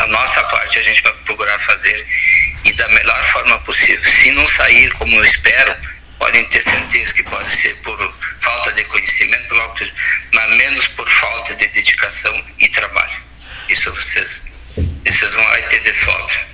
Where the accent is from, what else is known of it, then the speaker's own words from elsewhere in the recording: Tapejara, Rio Grande do Sul, Brazil; now in Santa Maria, Brazil; nasci em Tapejara.